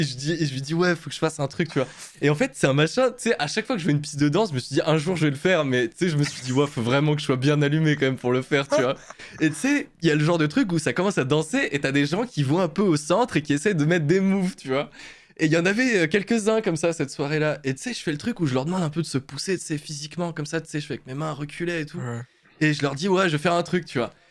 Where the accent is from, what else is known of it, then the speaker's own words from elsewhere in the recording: Moselle, Grand Est, France; on vient de Moselle